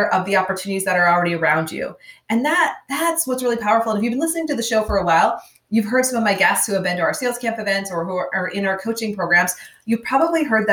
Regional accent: Minnesota, United States; I'm from Minnesota, grew up on the farm.

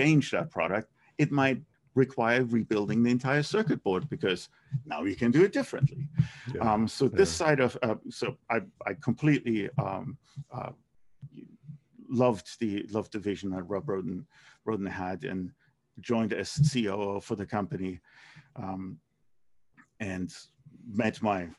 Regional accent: Germany; moved away; my hometown in Germany.

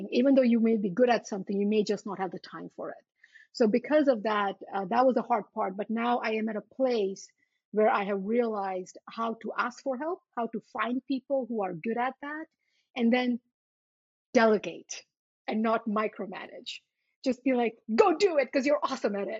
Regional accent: U.S. Virgin Islands; born or raised there; also born or lived in India; now in New Jersey, United States

